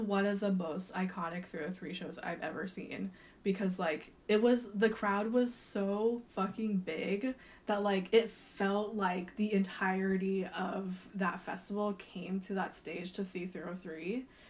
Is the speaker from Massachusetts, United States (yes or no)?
no; Colorado, United States; growing up in Colorado